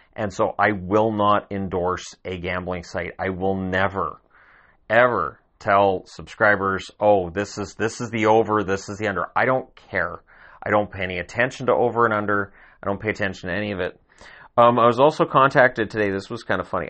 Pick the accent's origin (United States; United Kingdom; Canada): Canada; I'm Canadian